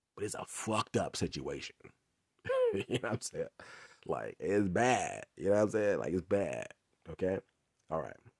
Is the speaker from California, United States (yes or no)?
yes; Inglewood, California, United States; also born or lived in Long Beach, California; that's where I'm from, I'm from Inglewood. So, I moved back to Inglewood, California